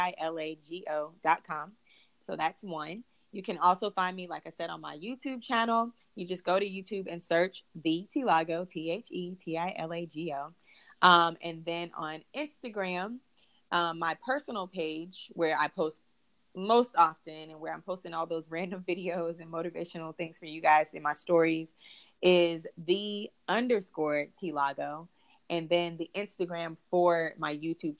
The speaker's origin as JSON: {"language": "English", "town": "Charlotte", "region": "North Carolina", "country": "United States", "moved": "as an adult", "lives_now": "Atlanta, United States", "said": "I'm from Charlotte, North Carolina"}